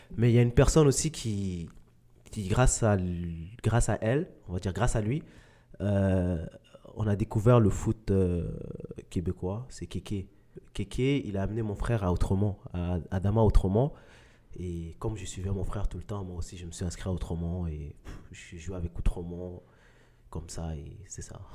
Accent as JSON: {"language": "French", "country": "Mali", "tie": "born or raised there", "moved": "yes", "said": "je suis né au Mali"}